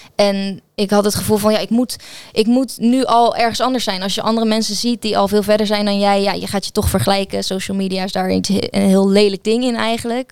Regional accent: Gouda, South Holland, Netherlands; ik ben geboren en getogen in Gouda

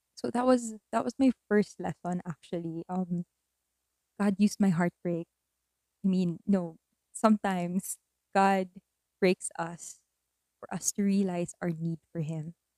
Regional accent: Philippines; also born or lived in Manila; an earthquake happened in my hometown and I had to move back because my family needed me that time

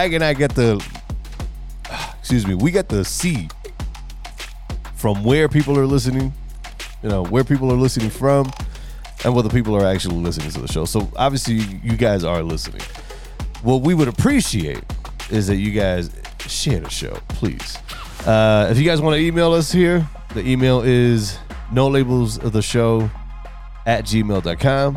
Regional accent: New York, United States; born or raised there

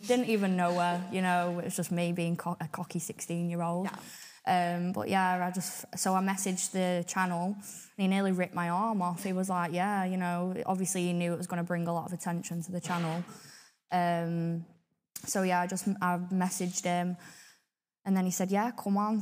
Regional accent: Blackpool, North West England, United Kingdom; I definitely think Blackpool itself has definitely shaped me who I am today

